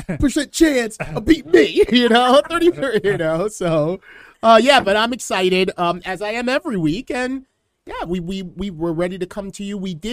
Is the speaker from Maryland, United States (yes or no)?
yes; Baltimore, Maryland, United States; I'm from Baltimore